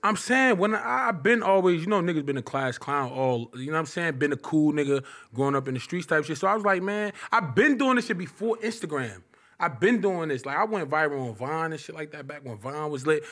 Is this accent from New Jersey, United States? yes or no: yes; Irvington, New Jersey, United States; also born or lived in Newark, New Jersey; I'm from Irvington. I'm from Irvington, New Jersey. I'm from Newark, Irvington, New Jersey